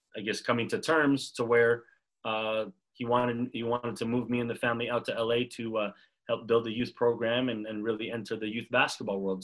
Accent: Montreal, Quebec, Canada; moved away as an adult; also born or lived in Massachusetts; now in Los Angeles, United States; I grew up in Montreal

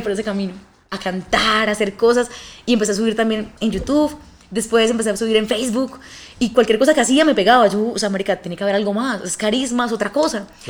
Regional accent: Colombia; moved away as an adult; also born or lived in Bucaramanga / Medellín; now in Mexico; Soy una colombiana muy luchadora

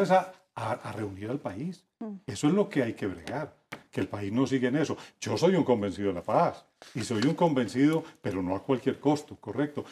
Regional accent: Colombia; como colombiano lo digo

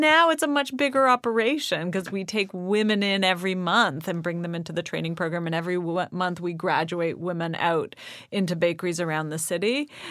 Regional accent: Toronto, Ontario, Canada; I grew up in Toronto

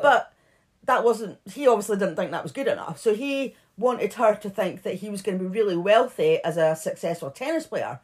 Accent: Edinburgh, Scotland, United Kingdom; we're from Edinburgh.

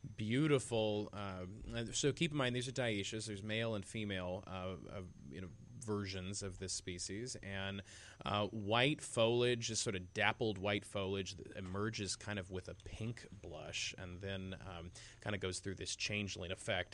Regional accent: Bedford, Iowa, United States; my hometown of Bedford, Iowa

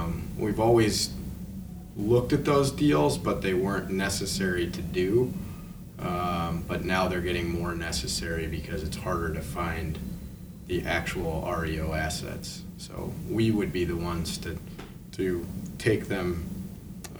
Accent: Traverse City, Michigan, United States; now in Chicago, United States; We're both from Traverse City, Michigan, small town America

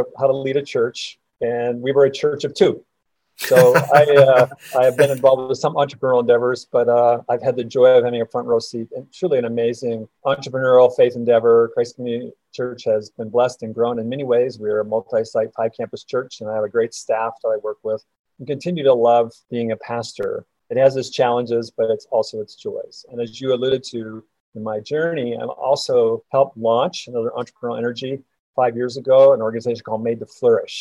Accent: rural Minnesota, United States; moved away as an adult; also born or lived in North Dakota / Dallas, Texas; now in Kansas City, United States; I grew up in Minnesota, rural Minnesota, so I'm a northerner.

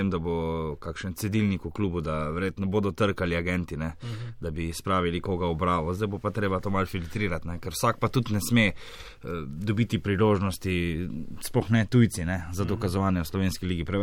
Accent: Maribor, Drava, Slovenia; now in Ljubljana, Slovenia; čeprav sem prišel iz Maribora, mi je v Ljubljani kar dober

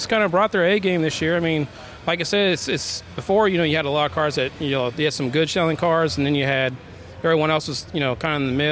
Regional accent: Kentucky, United States; I am from Kentucky

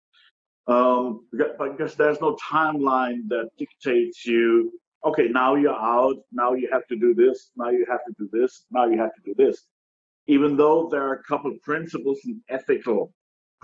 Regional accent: Germany; moved away as an adult; now in United States; I'm originally from Germany

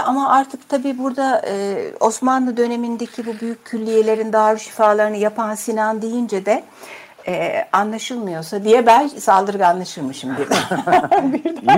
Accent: Istanbul, Turkey; Zeynep Kamil var. E, benim doğduğum hastane

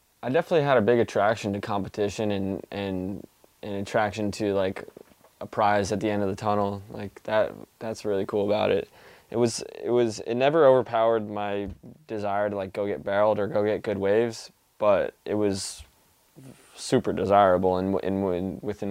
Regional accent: East Coast, United States; growing up on the East Coast

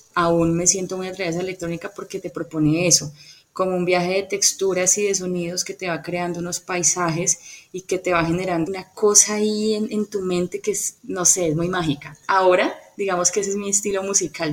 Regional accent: Cali, Valle del Cauca, Colombia; also born or lived in Popayán / Bogotá; realmente nací en Popayán, pero he vivido toda mi vida en Cali, más o menos como de los cinco años

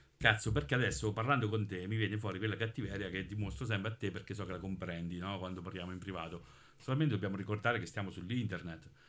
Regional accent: Monte San Giusto, Marche, Italy; io sono di Monte San Giusto

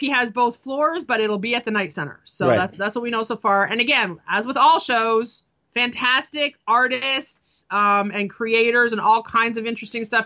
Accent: Canada; I grew up in Canada

